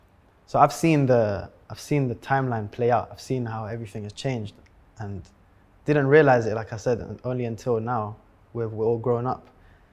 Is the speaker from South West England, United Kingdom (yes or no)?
no; London, United Kingdom; If you're growing up in London, if you're fast and you're good at football, that's it.